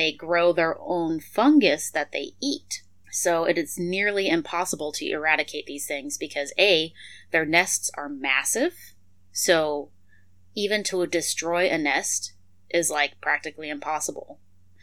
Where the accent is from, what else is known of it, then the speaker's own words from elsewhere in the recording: Montana, United States; now in South Texas, United States; we're from Montana, so we're used to a cool, short growing season